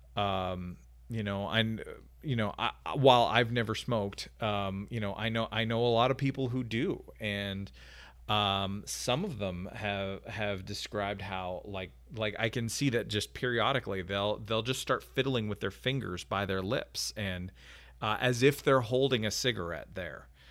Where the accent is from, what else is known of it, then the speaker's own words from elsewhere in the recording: Canada; now in United States; my home country of Canada